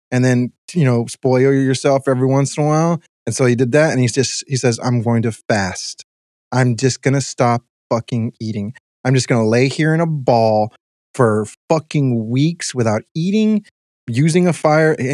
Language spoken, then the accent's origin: English; Mexico; I drink dirty water anyways. I'm from Mexico. I drink.